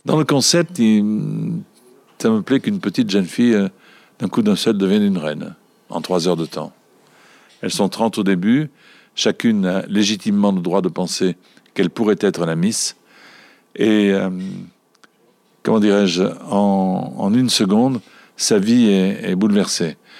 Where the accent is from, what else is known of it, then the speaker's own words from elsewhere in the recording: Marseille, Provence-Alpes-Côte d'Azur, France; je suis Marseillais parce que j'essaie d'être le plus souvent possible à l'image de ma ville